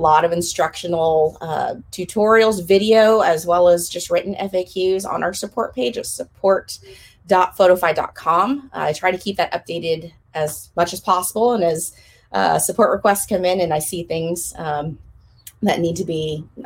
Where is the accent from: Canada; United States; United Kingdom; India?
United States; Sacramento, California; now in Jacksonville, North Carolina, United States; I grew up in Capital City, Sacramento, California, and we moved out to little Jacksonville, North Carolina back in 2009